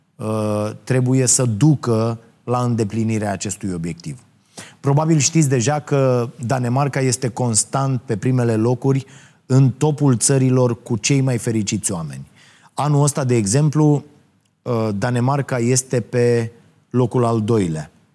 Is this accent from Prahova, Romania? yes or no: yes; Ploiești, Prahova, Romania; în orașul meu natal, uh, uh, Ploiești